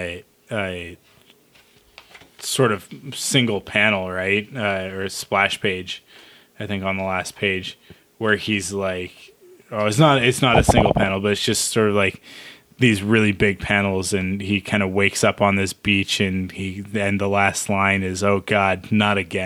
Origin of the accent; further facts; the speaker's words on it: Pacific Northwest, United States; we're from the Pacific Northwest, so I've been to Seattle many times.